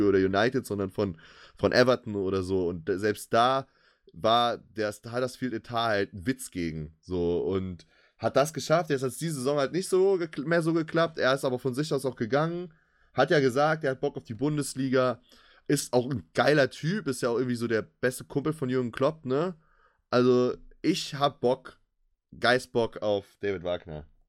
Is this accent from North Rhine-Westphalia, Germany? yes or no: yes; Cologne, North Rhine-Westphalia, Germany; als Kölner